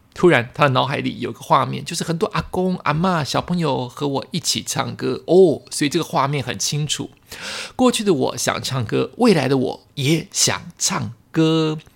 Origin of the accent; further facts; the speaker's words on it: Taiwan; 我们台湾人